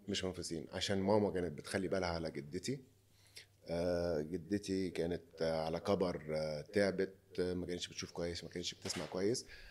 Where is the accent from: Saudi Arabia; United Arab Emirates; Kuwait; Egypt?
Egypt; moved away as an adult; now in Lebanon; عندنا في مصر